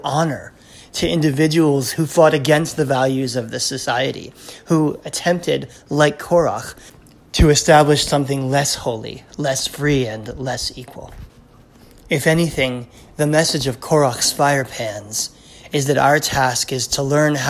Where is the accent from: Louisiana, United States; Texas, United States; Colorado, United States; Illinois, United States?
Louisiana, United States; South; I grew up in South Louisiana, where there are traffic circles and statues named for Confederate generals